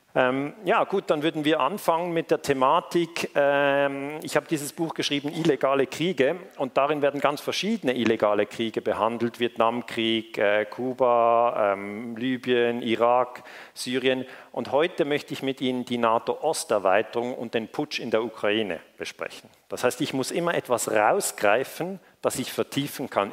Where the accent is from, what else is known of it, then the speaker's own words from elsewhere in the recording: Switzerland; Ich komme aus der Schweiz